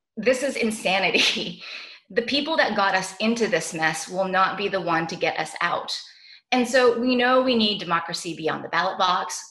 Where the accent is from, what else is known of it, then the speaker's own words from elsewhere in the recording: Canada; now in Brooklyn, New York, United States; my home country of Canada